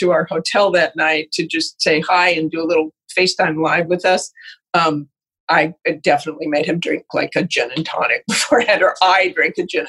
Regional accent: Salt Lake City, Utah, United States; moved away; also born or lived in Idaho / Boston; I was born in Idaho, but grew up in Salt Lake City, Utah

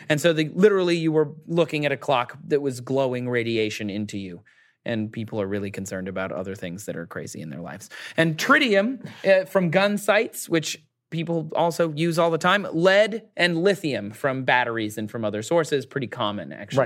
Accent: Michigan, United States; my home state of Michigan

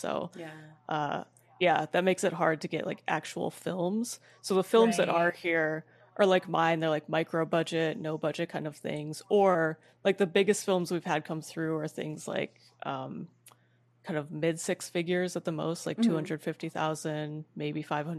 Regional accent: Madison, Wisconsin, United States; also born or lived in Milwaukee, Wisconsin / Winona, Minnesota / Vancouver, Canada; I grew up in Madison, Wisconsin, mm-hmm. then Milwaukee

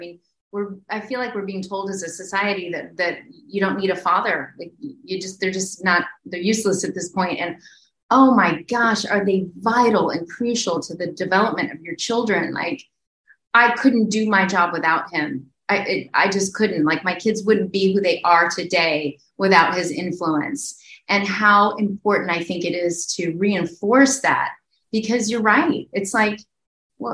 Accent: the South, United States; I was raised in the South

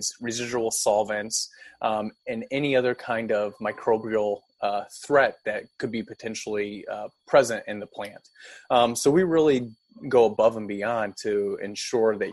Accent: O'Fallon, Missouri, United States; also born or lived in Manchester, Missouri; I grew up in St. Charles area, specifically O'Fallon, but now I reside out of Manchester area

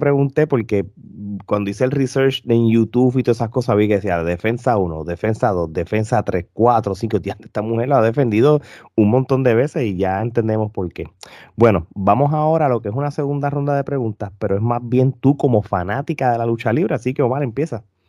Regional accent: Puerto Rico; somos tres puertorriqueños

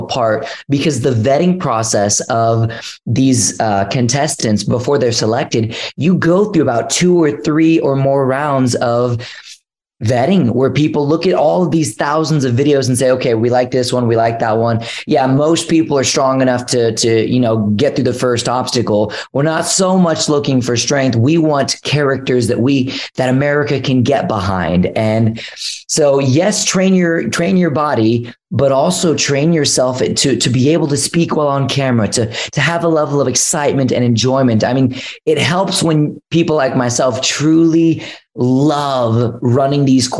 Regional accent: Houston, Texas, United States; I grew up in Houston, Texas, where there's like millions and millions of people

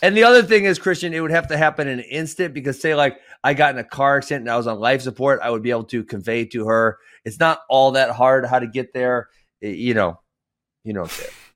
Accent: Iowa, United States; I was born in Iowa.

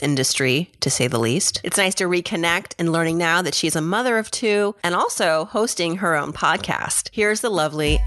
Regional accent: Worcester, Massachusetts, United States; I'm from Massachusetts. I watched Chronicle growing up

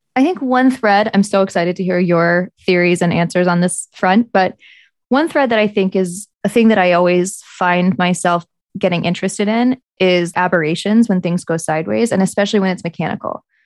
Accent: the South, United States; moved away; I'm from the South

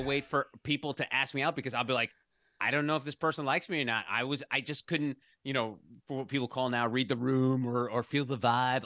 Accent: New Jersey, United States; growing up in New Jersey

